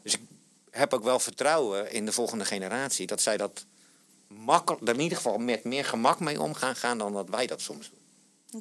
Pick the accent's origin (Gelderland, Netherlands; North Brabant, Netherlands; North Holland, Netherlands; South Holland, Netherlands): South Holland, Netherlands; moved away as an adult; now in Rotterdam, Netherlands; Ik, ik, kom uit de provincie hier in Zuid-Holland.